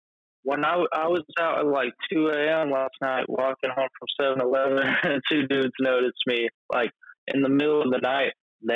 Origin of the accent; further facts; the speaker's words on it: Olympia, Washington, United States; born there; also born or lived in Missouri; Yeah. Yeah. I was born in Olympia, Washington.